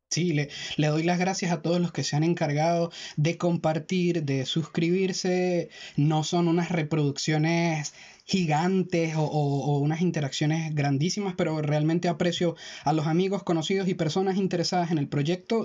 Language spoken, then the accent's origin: Spanish; Táchira, Venezuela; de donde nosotros venimos, de Táchira, Venezuela. Eh, Melan y yo somos del mismo estado